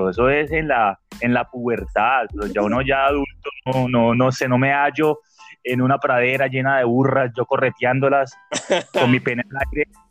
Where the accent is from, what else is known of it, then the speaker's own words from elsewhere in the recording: Bogotá, Colombia; Como usted ya sabe, yo me crié en Bogotá. Entonces, mi etapa de la pubertad, o sea, la etapa recha, yo estaba en Bogotá.